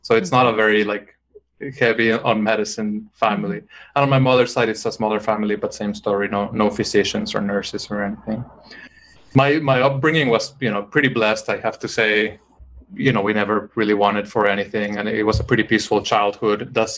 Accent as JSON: {"language": "English", "country": "Mexico", "tie": "born or raised there", "moved": "yes", "said": "I grew up in Mexico, so I read a lot of more Latin American literature growing up."}